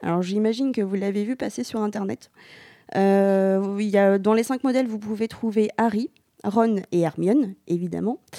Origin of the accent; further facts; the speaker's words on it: Normandy, France; on est normand